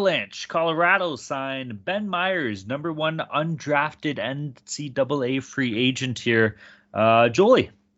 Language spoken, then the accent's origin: English; Vancouver, British Columbia, Canada; accent: Vancouver; I was trying to go with my Vancouver accent.